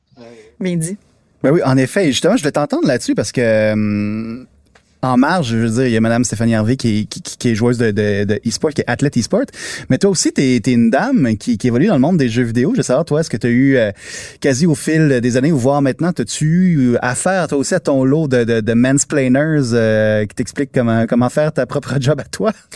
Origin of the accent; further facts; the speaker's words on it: Quebec, Canada; chez nous au Québec